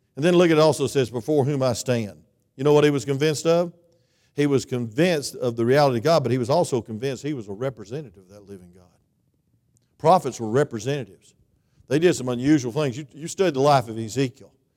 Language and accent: English; South Georgia, United States; now in North Georgia, United States; I'm from South Georgia